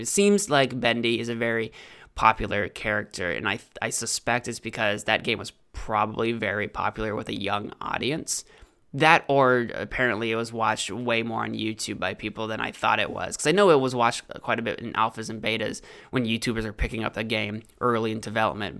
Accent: United States; I'm an American

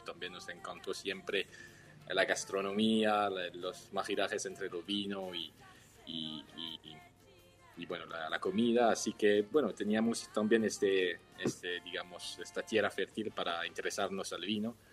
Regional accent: Switzerland; Spanish is a second language; moved away as an adult; now in Mendoza, Argentina; Tres Suizos al Pie de los Andes, que mi hermano, yo y, nuestro perro Gibbs

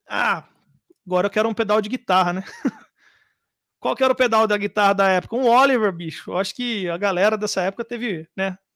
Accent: Jundiaí, São Paulo, Brazil; Não, sou de Jundiaí, mas eu morei lá, morei no Mato Grosso, uma família de cigano praticamente.

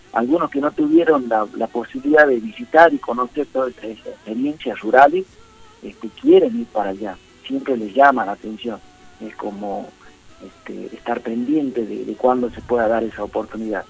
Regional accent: Morillo, Salta, Argentina; moved away as an adult; now in Tucumán, Argentina; yo nací me crié allá en el Chaco Salteño, en un pueblito que se llama Morillo, pero me ha acerencié como 20 años aquí en Tucumán

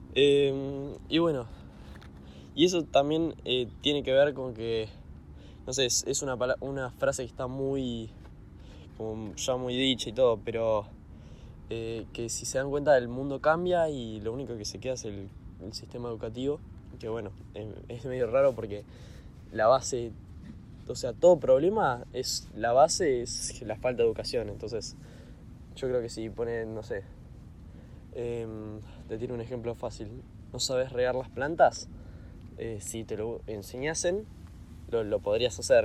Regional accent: Argentina; yo soy de Argentina

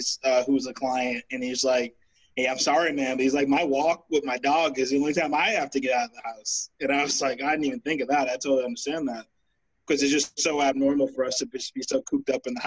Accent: Boston, Massachusetts, United States; growing up in Roxbury

